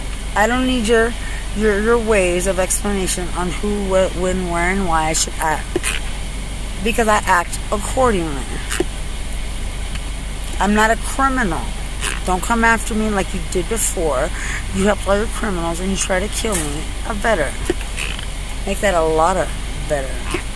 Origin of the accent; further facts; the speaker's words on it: Lubbock, Texas, United States; I'm from Lubbock. I'm not perfect, but I was never yours to exploit as a homicide.